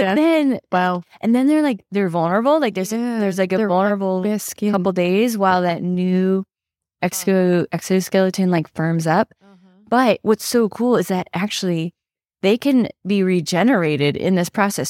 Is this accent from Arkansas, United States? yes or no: no; Maine, United States; I grew up in Maine